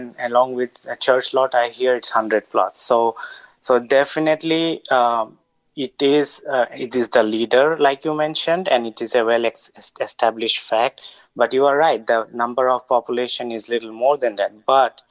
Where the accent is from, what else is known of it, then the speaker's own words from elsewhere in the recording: India; also born or lived in Bay Area; now in Mountain View, United States; I grew up in India and eventually became a naturalized citizen.